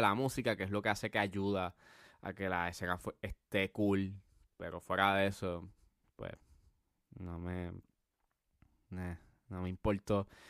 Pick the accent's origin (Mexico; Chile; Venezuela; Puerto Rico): Puerto Rico; uno como puertorriqueño